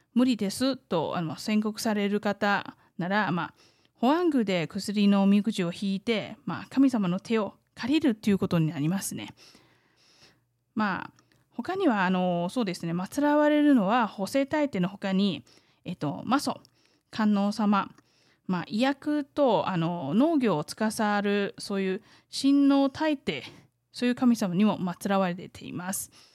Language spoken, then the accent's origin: Japanese; Taiwan; 台湾生まれ台湾育ち